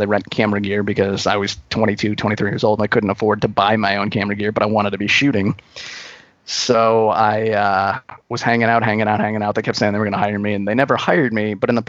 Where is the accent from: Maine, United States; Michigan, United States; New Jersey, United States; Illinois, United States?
Illinois, United States; Peru; moved away as an adult; also born or lived in Chicago, Illinois; now in Los Angeles, United States; So I grew up in Peru.